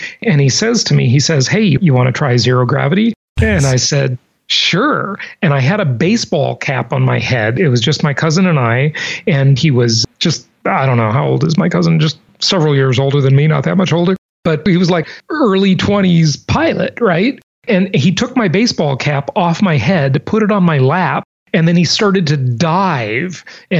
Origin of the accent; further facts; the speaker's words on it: Los Angeles, California, United States; moved away; I went over to visit some of the places where I grew up in Los Angeles.